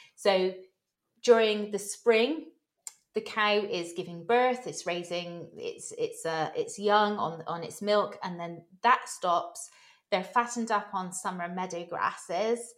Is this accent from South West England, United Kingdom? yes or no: yes; Bristol, South West England, United Kingdom; moved away as an adult; now in West Cork, Ireland; I'm from Bristol in southwest England originally. Um, I've been living here since 2005